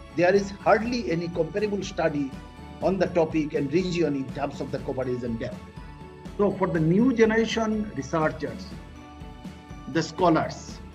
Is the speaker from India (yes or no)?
yes; Northeast India, India; I born and brought up in Northeast